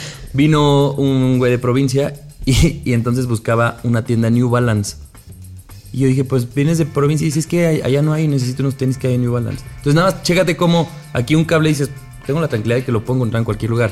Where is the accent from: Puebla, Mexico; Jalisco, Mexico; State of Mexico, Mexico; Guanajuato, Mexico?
State of Mexico, Mexico; somos provincianos porque somos del Edomex